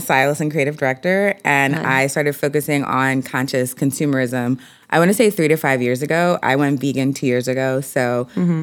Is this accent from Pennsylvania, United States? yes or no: yes; Philadelphia, Pennsylvania, United States; I grew up in Philly.